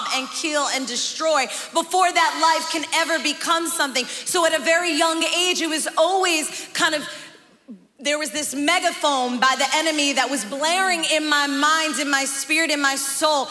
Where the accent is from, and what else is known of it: New York City, New York, United States; born or raised there; also born or lived in Bogotá, Colombia